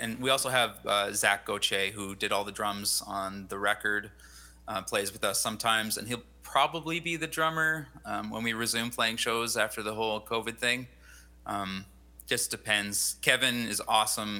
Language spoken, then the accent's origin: English; Abbotsford, British Columbia, Canada; moved away as an adult; now in Kelowna, Canada; I grew up in Abbotsford mostly